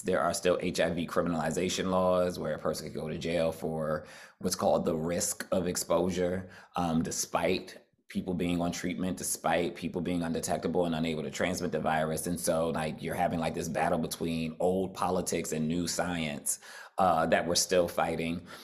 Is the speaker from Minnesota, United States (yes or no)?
no; New Jersey, United States; I'm from Jersey